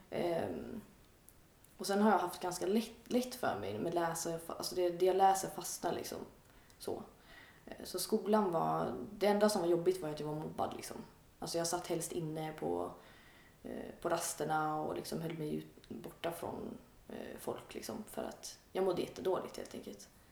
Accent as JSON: {"language": "Swedish", "area": "outside Gothenburg", "region": "Västra Götaland", "country": "Sweden", "tie": "born or raised there", "said": "jag är uppväxt lite utanför Göteborg, i en lite mindre ort"}